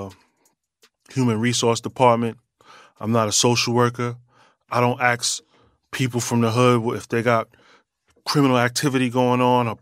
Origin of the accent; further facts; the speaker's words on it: New York City, New York, United States; I'm a New Yorker. Born and raised, you know what I mean? My journey started in Brooklyn, on to Queens